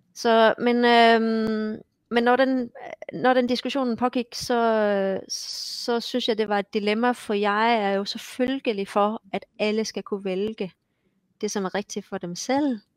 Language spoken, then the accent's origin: Danish; Esbjerg, Southern Denmark, Denmark; moved away as an adult; also born or lived in Odense / Copenhagen; now in Hamar, Norway; Jeg kommer mm. fra Esbjerg, som er på vestkysten, og har så boet også i Odense og København.